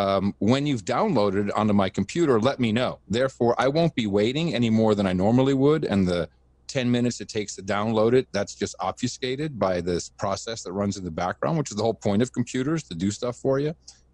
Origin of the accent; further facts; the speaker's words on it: Amsterdam, North Holland, Netherlands; also born or lived in United States; retired from the company just before 2000 and decided to move my family back to Amsterdam. Now, I grew up in Amsterdam, even though I'm an American.